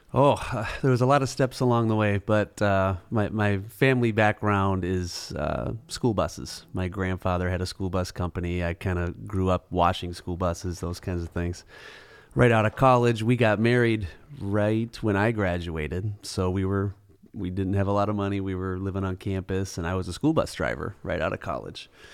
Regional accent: Eden Prairie, Chaska, Hopkins area, Minnesota, United States; grew up in kind of the Eden Prairie, Chaska, Hopkins area

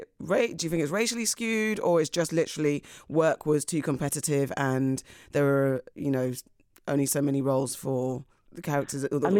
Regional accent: United Kingdom; You're British. Me too, to be fair. I'm Ghanaian. But yeah, I'm Ghanaian.

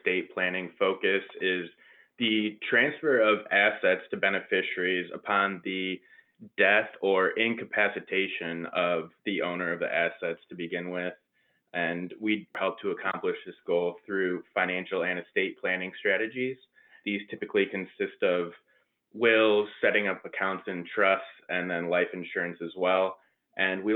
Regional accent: outside of Detroit, Michigan, United States; moved away as an adult; also born or lived in Central Florida; now in Orlando area, United States; I was born and raised outside of Detroit

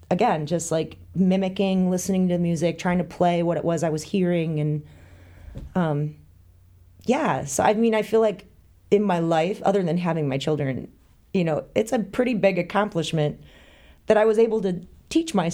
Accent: northern Wisconsin, United States; born or raised there; moved away as an adult; also born or lived in Illinois; now in Lake Geneva, United States

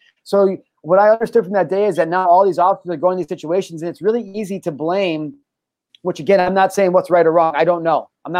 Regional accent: Midwest, United States; we're from the Midwest

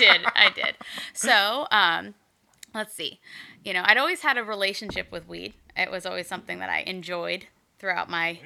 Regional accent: Greensboro, North Carolina, United States; moved away as an adult; also born or lived in Philadelphia; now in Eugene, United States; I'm from North Carolina originally.

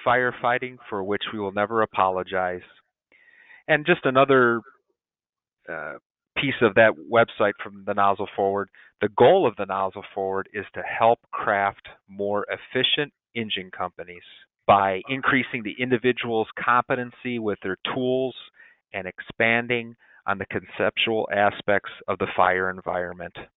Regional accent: Dyer, Indiana, United States; now in Crown Point, United States; my hometown in Dyer, Indiana

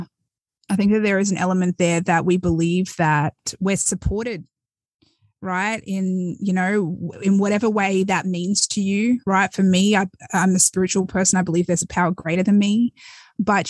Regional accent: Australia; moved away as an adult; now in United States; I was born and raised in Australia

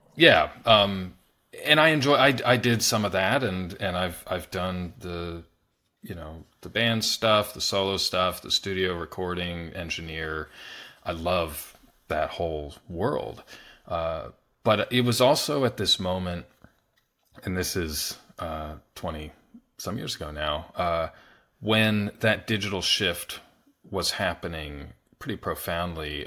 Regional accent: Pennsylvania, United States; I grew up in Pennsylvania

